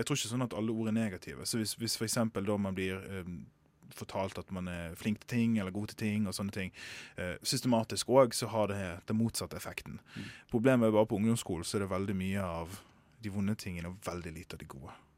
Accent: Sotra, Vestland, Norway; jeg kommer fra Sotra

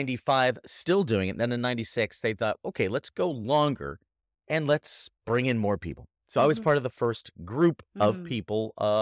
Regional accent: Massachusetts, United States; born there; So here's my story. I was born in Massachusetts, eastern part of America, and went to high school

